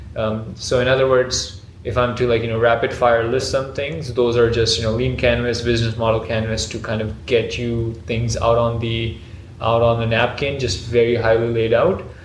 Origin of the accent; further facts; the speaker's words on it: Pakistan; in Pakistan, which is like you know my hometown